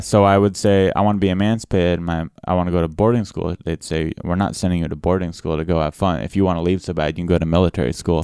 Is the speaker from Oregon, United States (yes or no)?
no; San Diego, California, United States; also born or lived in Roswell, New Mexico; I grew up in San Diego, but the military school was in Roswell, New Mexico